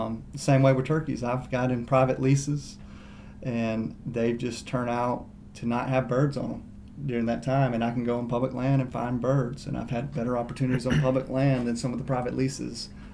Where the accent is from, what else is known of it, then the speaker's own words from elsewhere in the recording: Alabama, United States; I grew up dog hunting in Alabama